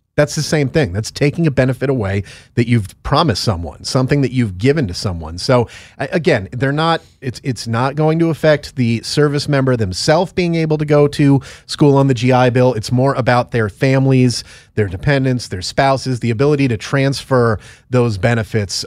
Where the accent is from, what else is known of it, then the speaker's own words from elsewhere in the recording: Connecticut, United States; my home state of Connecticut